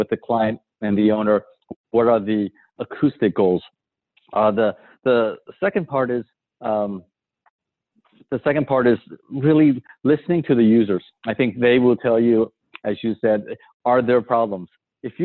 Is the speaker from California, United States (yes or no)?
yes; San Francisco, California, United States; I grew up in San Francisco